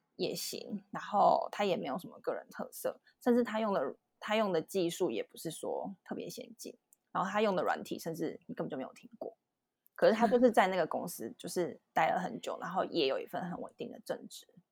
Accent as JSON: {"language": "Chinese", "country": "Taiwan", "tie": "born or raised there", "moved": "as an adult", "lives_now": "New York, United States", "said": "从小在台湾，我们都有，就是上英文课"}